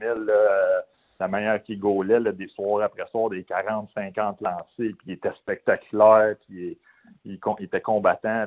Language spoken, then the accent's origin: French; Quebec, Canada; en tant que Québécois